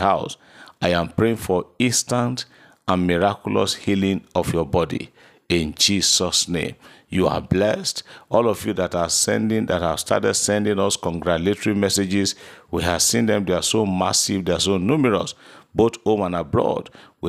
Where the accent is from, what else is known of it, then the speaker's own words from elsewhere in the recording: Owo, Ondo, Nigeria; I'm so person from Owo in Ondo State.